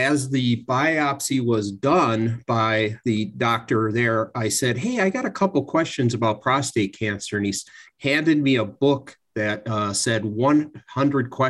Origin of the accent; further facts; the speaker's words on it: Milwaukee, Wisconsin, United States; moved away as an adult; also born or lived in Santa Barbara, California; I was born and raised in Milwaukee, Wisconsin